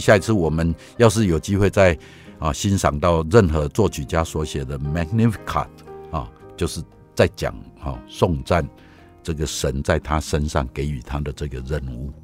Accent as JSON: {"language": "Chinese", "country": "Taiwan", "said": "我从台湾来"}